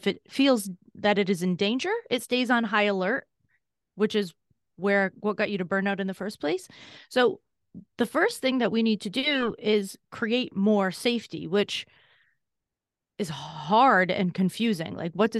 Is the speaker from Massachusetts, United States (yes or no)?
yes; Massachusetts, United States; I grew up in Massachusetts, and I said I had a significantly difficult childhood, especially when I was younger.